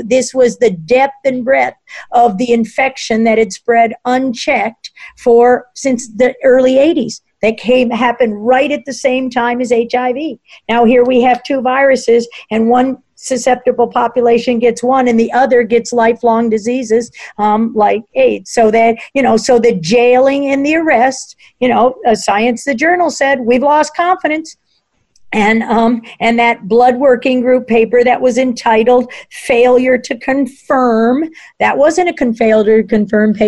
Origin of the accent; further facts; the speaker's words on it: Washington, District of Columbia, United States; I grew up in Washington, D.C.